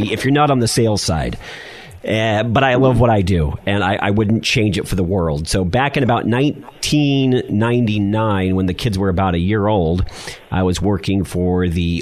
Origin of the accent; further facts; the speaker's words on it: San Diego, California, United States; also born or lived in Los Angeles, California; I grew up as a child in Los Angeles, and then back in about 1986, I moved to San Diego, so about the fifth grade